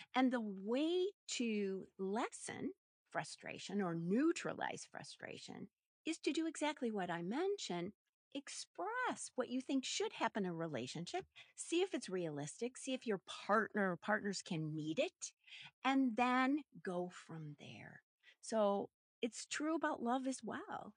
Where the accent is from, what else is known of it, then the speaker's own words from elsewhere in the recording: Minneapolis, Minnesota, United States; I'm a Midwestern gal, born and raised in Minneapolis, Minnesota